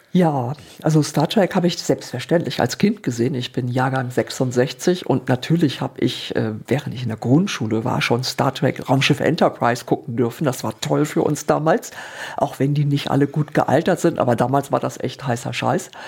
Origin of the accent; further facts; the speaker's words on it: Hamburg, Northern Germany, Germany; moved away as an adult; now in Darmstadt, Germany; bin dann von Hamburg, ich bin eigentlich Norddeutsche und äh, Meeresliebhaberin, und dann bin ich irgendwann nach Darmstadt gezogen